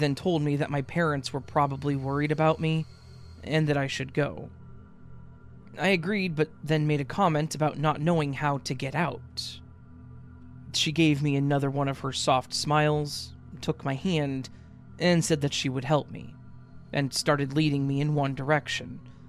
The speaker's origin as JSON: {"language": "English", "country": "Denmark", "second_language": "English", "said": "I'm from Denmark, so my grammar isn't going to be perfect, but I'll try my best."}